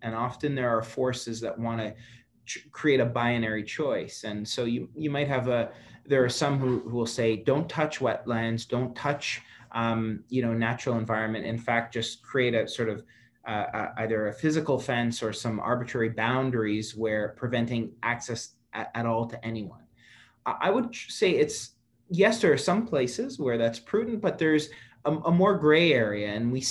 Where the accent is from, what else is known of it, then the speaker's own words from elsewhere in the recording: Ontario, Canada; I grew up in Algonquin Park, Highland Trail with my dad.